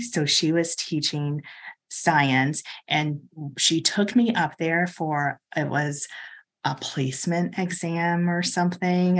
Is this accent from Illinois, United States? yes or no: yes; Chicago, Illinois, United States; also born or lived in Lake Forest, Illinois; I grew up in Hyde Park. We lived in Hyde Park until I was thirteen, and then we moved up to Lake Forest